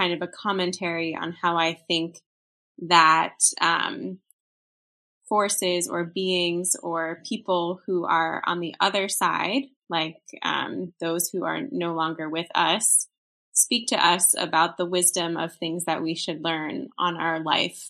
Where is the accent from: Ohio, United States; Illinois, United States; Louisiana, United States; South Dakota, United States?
Illinois, United States; Chicago; I grew up in Chicago, Illinois